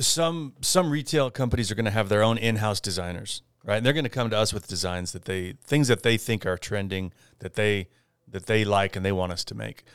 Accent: Parma, Idaho, United States; moved away as an adult; also born or lived in China; Parma, Idaho.

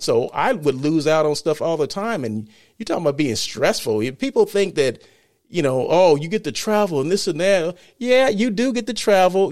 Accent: Blythe, California, United States; moved away as an adult; also born or lived in Los Angeles, California; I'm from Blythe, California, okay? That's my hometown

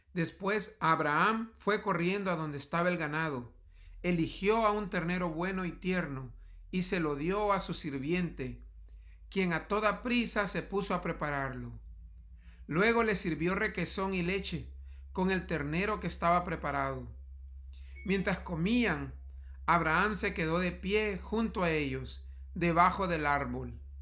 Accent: El Salvador; moved away; En mis años de juventud fui misionero en un área rural en mi país, El Salvador

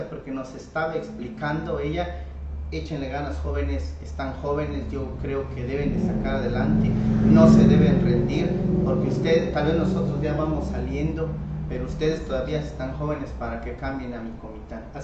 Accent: Chihuahua, Mexico; Yo nací en Chichimá, fui, este, cargué leña con burritos, sembraba hortalizas, me metía en el arroyo las 5 de la mañana a lavar mis rábanos y mis betabeles

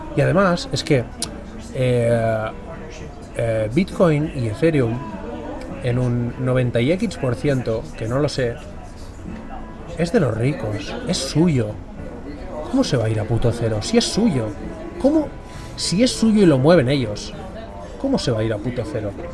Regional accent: Catalonia, Spain; yo soy catalán

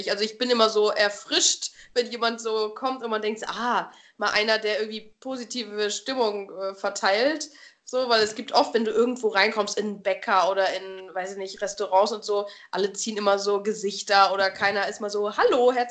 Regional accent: North Rhine-Westphalia, Germany; also ich komme jetzt aus Westfalen, denen wird das auch mega nachgesagt, dass alle immer so einen Stock im Arsch haben

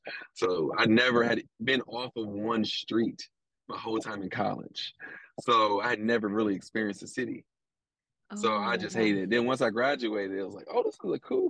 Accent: Columbus, Ohio, United States; moved away as an adult; also born or lived in Philadelphia, Pennsylvania; now in Louisville, United States; No, I'm living in Louisville. I'm from Columbus, Ohio, but I've been in Louisville since college. So I feel like I'm from here. Most people don't know I'm from Columbus, Ohio. And most people definitely don't know that I was born in Philadelphia.

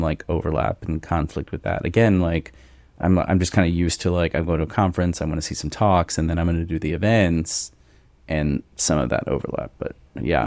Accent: Cincinnati, Ohio, United States; we are both from Cincinnati area

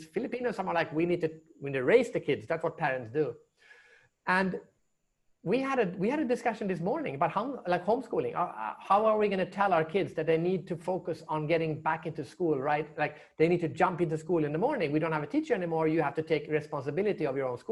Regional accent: Sweden; also born or lived in China / United States; now in Singapore; I'm from Sweden

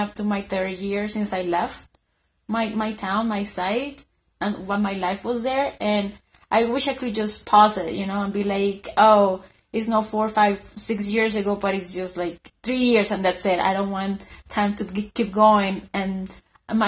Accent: Colombia; moved away; also born or lived in Madagascar / United States; I'm originally from Colombia.

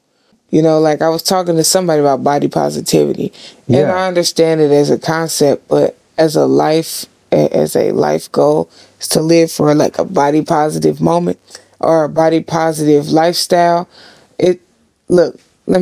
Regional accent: Seattle, Washington, United States; We're all from Seattle

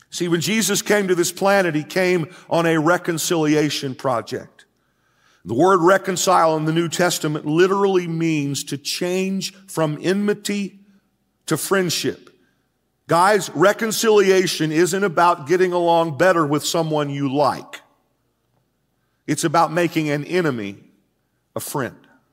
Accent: United States; I am an American. I'm proud to be an American

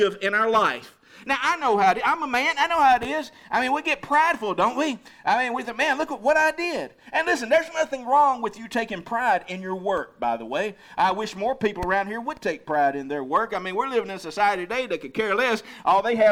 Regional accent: United States; I'm so thankful that I'm an American today.

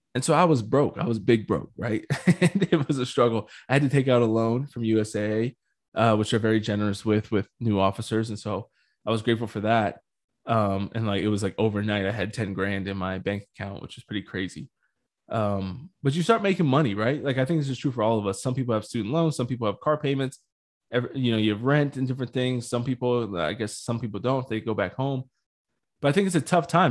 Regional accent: United States; I'm definitely speaking as an American

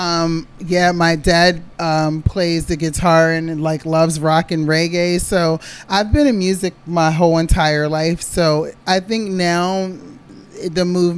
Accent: East Coast, United States; moved away; You know, I'm originally from the East Coast

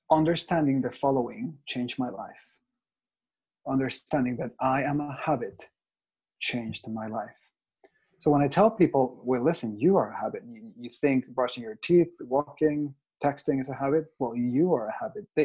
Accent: Mexico; English is a second language; now in Toronto, Canada; Right. I am from Mexico. I speak Spanish and English. I live in Toronto.

